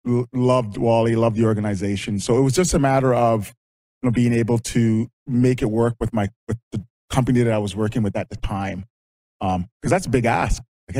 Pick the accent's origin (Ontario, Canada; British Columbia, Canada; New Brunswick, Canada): Ontario, Canada; London; born or raised there; also born or lived in Jamaica